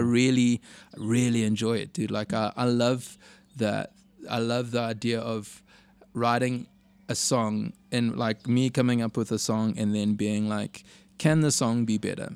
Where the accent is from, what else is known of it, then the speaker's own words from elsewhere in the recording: Durban, KwaZulu-Natal, South Africa; growing up in Durban